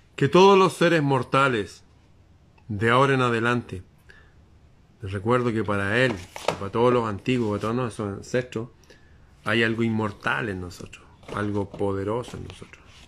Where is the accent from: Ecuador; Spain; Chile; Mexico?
Chile